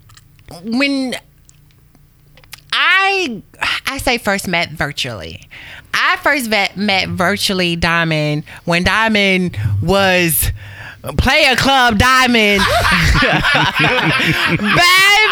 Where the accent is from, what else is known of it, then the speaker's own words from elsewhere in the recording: Waco, Texas, United States; moved away; I'm from Waco, Texas, originally